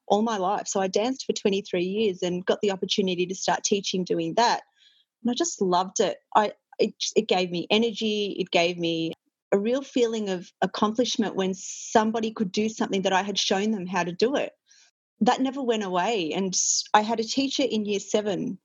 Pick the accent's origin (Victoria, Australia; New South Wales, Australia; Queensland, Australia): Victoria, Australia; Melbourne; I grew up in the northern suburbs